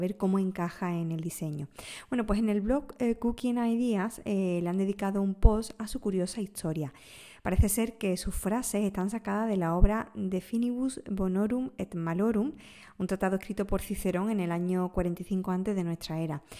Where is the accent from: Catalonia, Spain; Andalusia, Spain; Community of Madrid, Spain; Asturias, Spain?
Andalusia, Spain; como buena andaluza